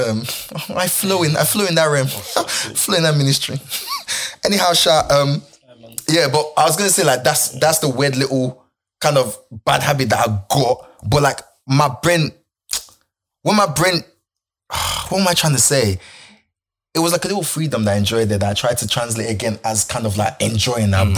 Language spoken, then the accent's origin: English; Lagos, Nigeria; now in United Kingdom; I grew up in Lagos